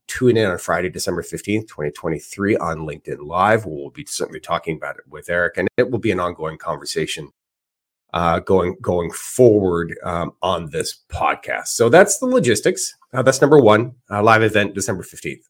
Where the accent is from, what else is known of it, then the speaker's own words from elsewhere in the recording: Edmonton, Alberta, Canada; moved away; I'm originally from Edmonton, Alberta, and all my family is still there